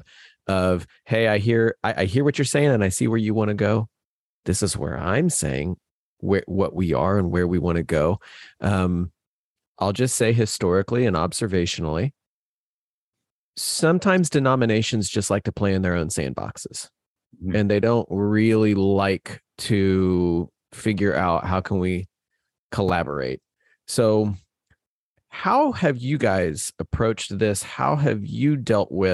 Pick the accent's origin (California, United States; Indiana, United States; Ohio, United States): Indiana, United States; Indianapolis; moved away; also born or lived in Flagstaff; I grew up in Indianapolis